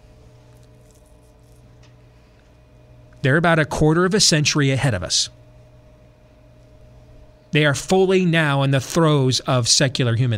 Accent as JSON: {"language": "English", "region": "Michigan", "country": "United States", "tie": "born or raised there", "moved": "yes", "said": "when I was growing up in Michigan"}